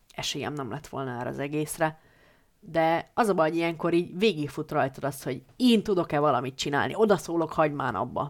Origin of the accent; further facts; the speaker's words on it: Hungary; a szülőfalumnak, a kisköznek